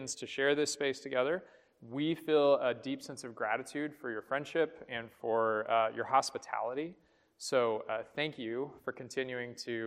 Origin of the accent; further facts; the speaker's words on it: Houston, Texas, United States; moved away; also born or lived in Austin, Texas; I grew up in Houston, Texas, at a very large Presbyterian church